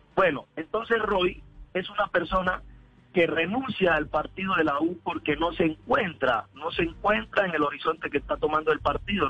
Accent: López de Micay, Cauca, Colombia; yo soy de López de Micay, donde nace el partido

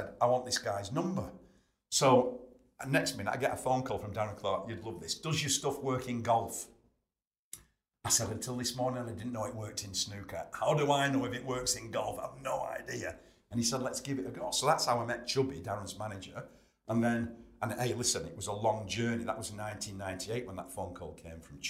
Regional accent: Chorley, North West England, United Kingdom; And I'm from Chorley.

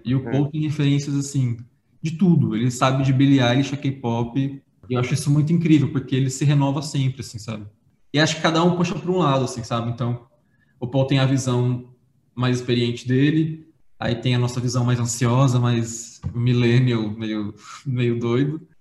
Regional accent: interior of São Paulo, Brazil; eu sou do interior de São Paulo. Sim. E eu tive uma infância bem humilde

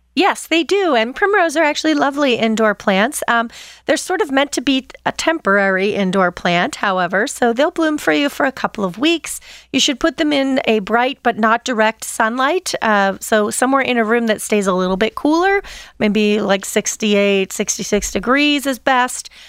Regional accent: Pennsylvania, United States; I grew up in Pennsylvania, Dutch territory

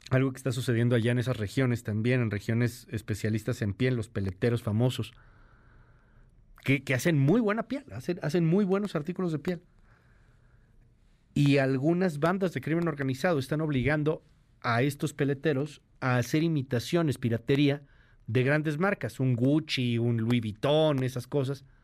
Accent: Mexico City, Mexico; Yo soy de Ciudad de México y ya nos alcanzó el pago derecho de piso.

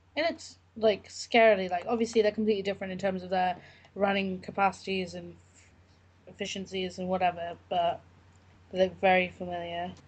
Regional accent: London, United Kingdom; growing up in London

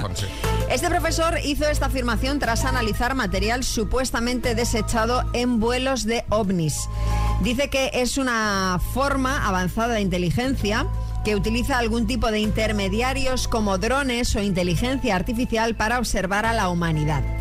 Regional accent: Seville, Andalusia, Spain; also born or lived in United States; soy medio sevillana, medio norteamericana.

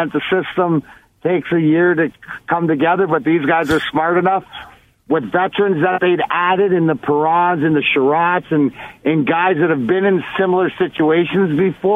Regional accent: Leamington, Ontario, Canada; I'm the kid from Leamington, Ontario

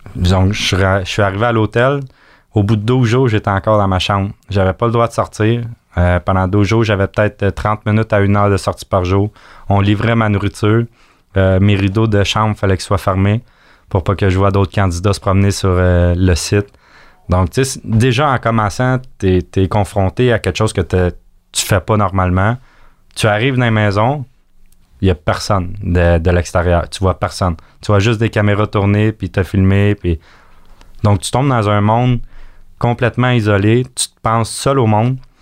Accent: Acton Vale, Quebec, Canada; on vient d'Actonville.

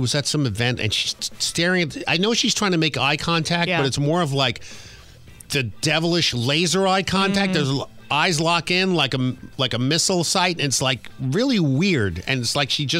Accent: New York City, New York, United States; It was the people that lived in the neighborhood with all the Hispanics and all the black people where I was born in Queens.

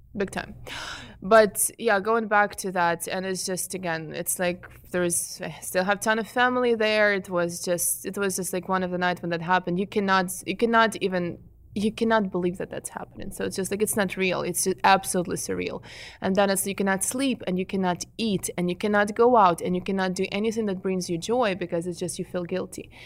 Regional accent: Ukraine; English is a second language; moved away as an adult; I am an immigrant from Ukraine. I came here seven and a half years ago.

